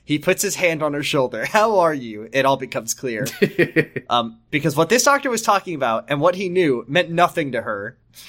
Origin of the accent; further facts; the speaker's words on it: United States; As an American